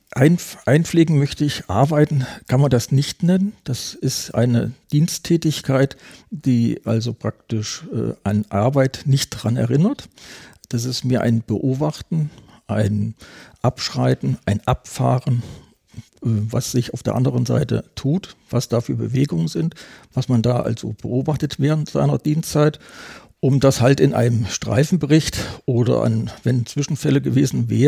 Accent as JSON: {"language": "German", "town": "Eschwege", "region": "Hesse", "country": "Germany", "said": "ich komme aus Eschwege und Eschwege ist eine äh, Garnisonsstadt des Bundesgrenzschutzes."}